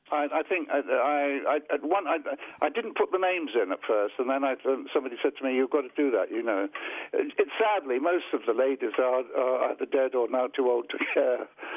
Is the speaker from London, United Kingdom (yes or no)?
yes; London, United Kingdom; Well, London. {S1} Right. {S2} I was born in a street called Stanhope Street.